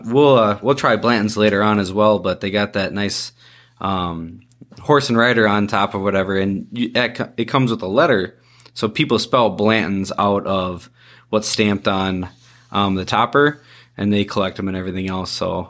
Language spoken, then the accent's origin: English; Iowa, United States; I am from Iowa